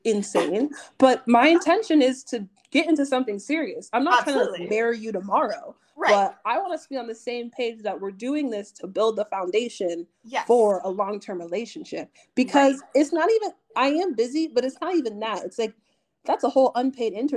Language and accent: English; Nigeria; I'm Nigerian.